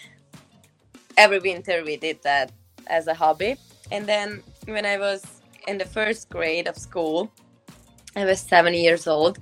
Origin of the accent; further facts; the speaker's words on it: Budapest, Hungary; moved away as an adult; now in Ottawa, Canada; I grew up in Budapest